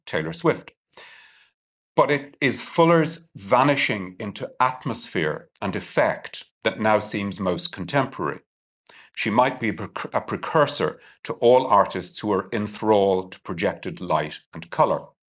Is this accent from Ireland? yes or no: yes; Ireland; I'm Irish